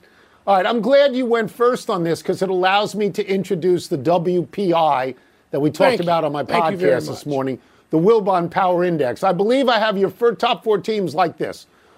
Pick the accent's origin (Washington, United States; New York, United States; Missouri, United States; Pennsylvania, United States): Pennsylvania, United States; Philadelphia; from Philly